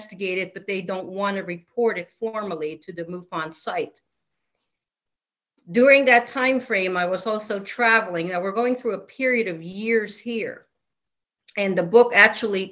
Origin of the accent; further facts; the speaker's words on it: Philippines; now in Connecticut, United States; I was actually born and raised in a country that had a lot of, you name it. We had cryptids. We had flying, whatever they were. We had demonic infestations. We also had Bigfoot, believe it or not, in the tropical forests of the Philippines